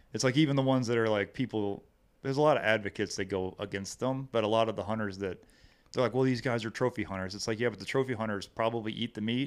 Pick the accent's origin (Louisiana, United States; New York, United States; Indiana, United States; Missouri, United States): Missouri, United States; Hillsboro; also born or lived in Cape Girardeau, Missouri; It's, uh, Hillsboro. Uh, born and raised there.